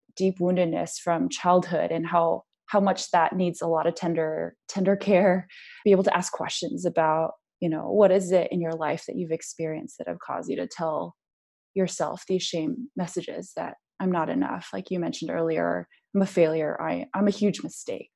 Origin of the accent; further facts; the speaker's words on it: United States; us as Asian Americans